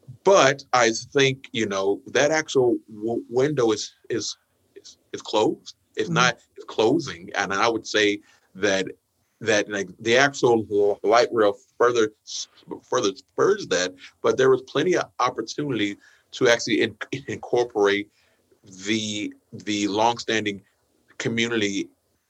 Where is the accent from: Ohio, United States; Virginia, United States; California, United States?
Ohio, United States; Cincinnati; now in Tacoma, United States; I'm originally from Cincinnati